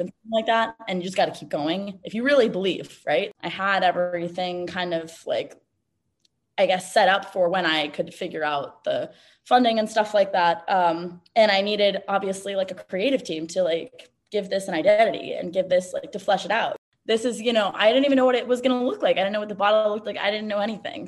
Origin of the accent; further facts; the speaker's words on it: New York City, New York, United States; moved away as an adult; now in Los Angeles, United States; I was born and raised in New York City on the Upper West Side and moved to LA after college